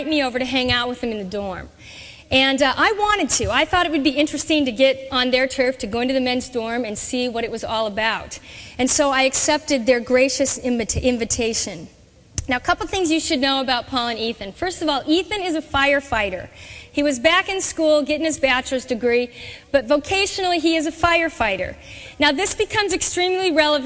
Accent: Orange, California, United States; now in Chicago, United States; I grew up in Southern California. I grew up in the city of Orange

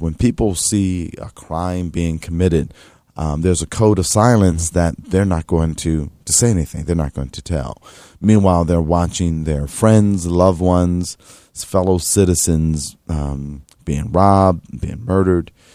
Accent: Atlantic City, New Jersey, United States; I was born in Atlantic City and raised in Atlantic City

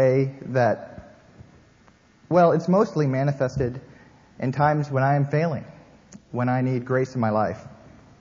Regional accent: Canada; now in United States; I am Canadian.

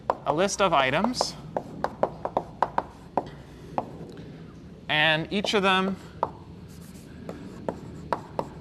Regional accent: Canada; moved away; Growing up in Canada

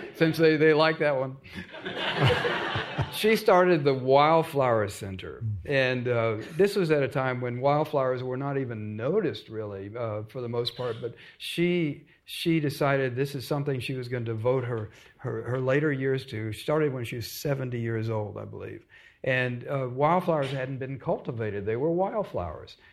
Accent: Dallas, Texas, United States; also born or lived in Austin; I grew up in Dallas

